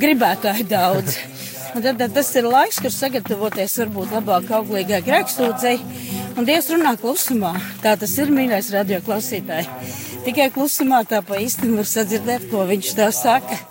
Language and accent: Latvian; Latvia; es esmu latviecis, es nākam no Latvijas